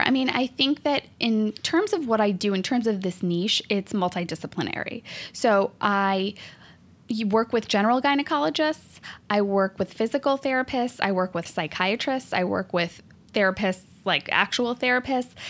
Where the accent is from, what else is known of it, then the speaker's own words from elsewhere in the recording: India; Ooh, so I actually did grow up in a family of doctors. I'm one of, I mean, okay, like I'm Indian. I guess it, it goes with the stereotype here.